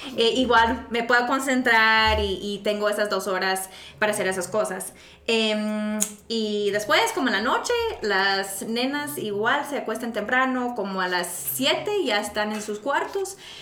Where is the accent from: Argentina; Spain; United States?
United States; now in Guatemala; como soy gringa